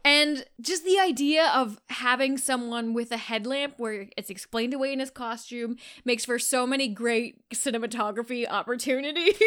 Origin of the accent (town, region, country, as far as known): Canada; accent: Canadian